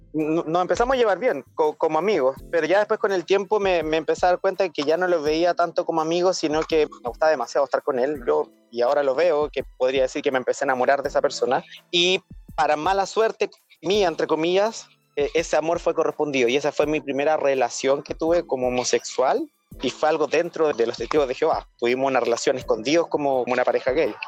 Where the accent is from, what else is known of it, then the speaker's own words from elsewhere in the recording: Chile; moved away as an adult; now in Australia; soy chileno, pero actualmente estoy residiendo en Australia hace ya casi un año y medio.